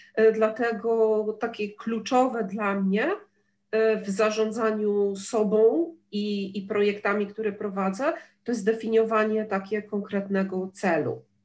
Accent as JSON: {"language": "Polish", "town": "Gdynia", "region": "Pomeranian Voivodeship", "country": "Poland", "said": "ja jestem z Gdyni"}